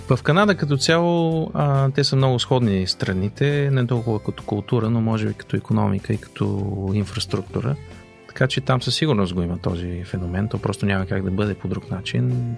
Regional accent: Bulgaria; moved away as an adult; now in Canada; като българи

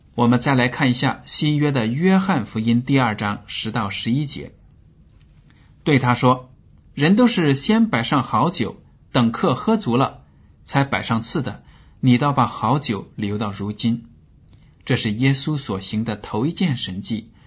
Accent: China; 我们中国人

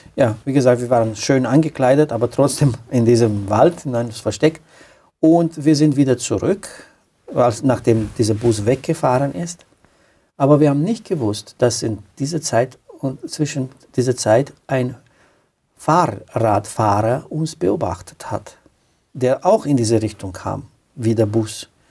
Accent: Romania; German is a second language; moved away as an adult; also born or lived in Austria; now in Klagenfurt, Austria; Ich stamme aus Rumänien. Ich bin nach Österreich geflüchtet

